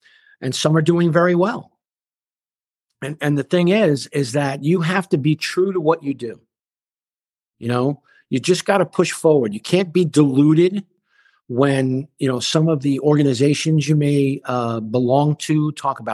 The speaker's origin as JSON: {"language": "English", "town": "New York City", "region": "New York", "country": "United States", "tie": "born or raised there", "said": "I grew up in Flatbush"}